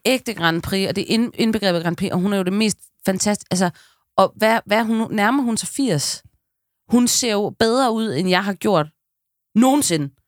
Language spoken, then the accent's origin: Danish; West Jutland, Central Denmark Region, Denmark; jeg er fra Vestjylland